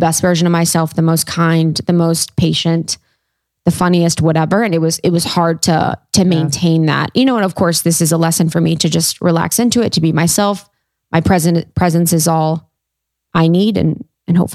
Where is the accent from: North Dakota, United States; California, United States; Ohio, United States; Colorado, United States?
Ohio, United States; Columbus; moved away; my hometown